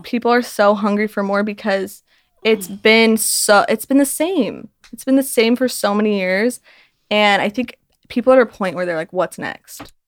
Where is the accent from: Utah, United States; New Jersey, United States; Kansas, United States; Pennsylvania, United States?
Utah, United States; I'm from Utah where it's just everyone knows everyone.